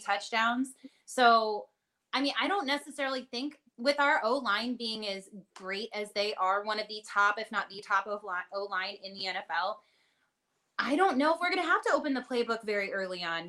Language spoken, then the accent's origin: English; Kansas City, United States; I was I born and raised in the Kansas City Metro